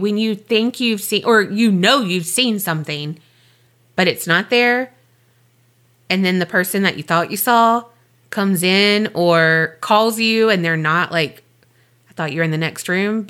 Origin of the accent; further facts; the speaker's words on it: Mobile, Alabama, United States; born there; That's where I was born.